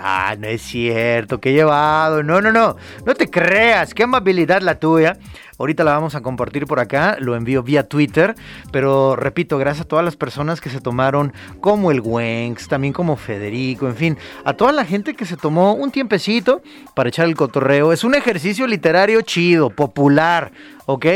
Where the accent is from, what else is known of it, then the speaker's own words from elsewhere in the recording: Guadalajara, Jalisco, Mexico; Yo soy de la Capilla de Jesús, pero estamos ahí pegaditos